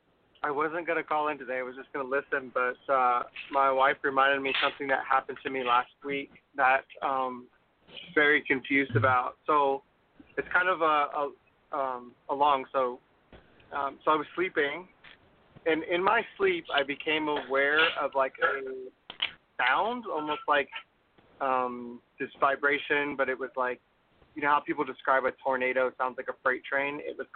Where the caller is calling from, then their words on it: Texas, United States; from Texas.